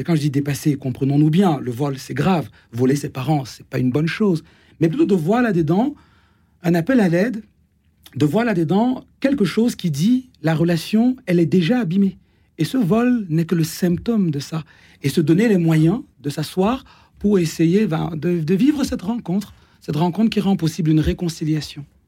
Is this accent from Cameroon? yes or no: yes; Cameroon; now in France; dans ma culture, par exemple, je suis né au Cameroun